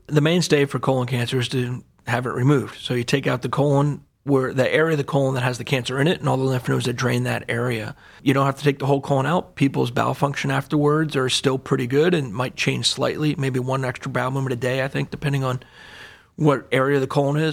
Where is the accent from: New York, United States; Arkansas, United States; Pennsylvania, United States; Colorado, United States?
Pennsylvania, United States; Allentown; moved away as an adult; also born or lived in Durham, North Carolina; now in Cleveland, United States; I grew up in Allentown, Pennsylvania, a little bit outside of Philadelphia